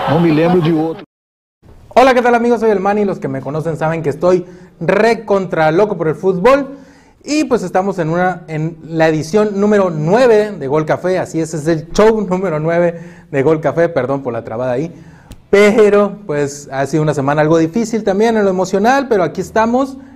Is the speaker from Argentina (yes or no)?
no; Mexico; somos tres mexicanos aquí en el estudio